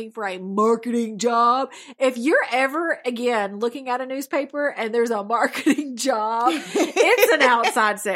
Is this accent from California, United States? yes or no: no; Alabama, United States; I am from Alabama